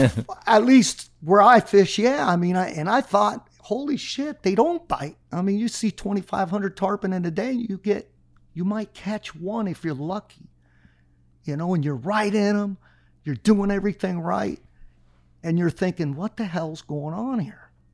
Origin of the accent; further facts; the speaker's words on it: Miami, Florida, United States; I was born here